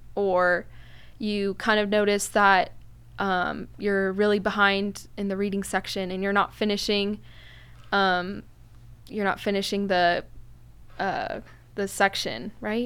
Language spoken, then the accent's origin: English; Newport Beach, California, United States; I am from Newport